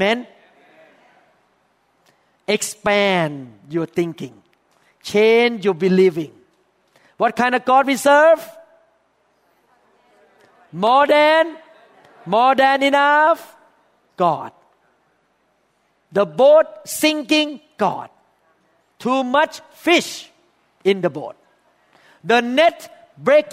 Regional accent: Thailand; accent: thick English accent; English is a second language; moved away as an adult; now in United States

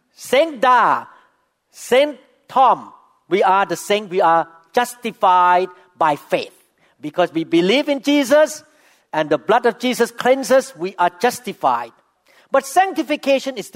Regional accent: Thailand; first language Thai; English is a second language; now in United States

